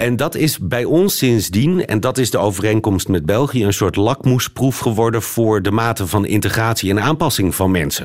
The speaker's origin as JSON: {"language": "Dutch", "country": "Netherlands", "also_born_or_lived": "Lebanon", "moved": "yes", "said": "ik ben natuurlijk niet zomaar Nederlander"}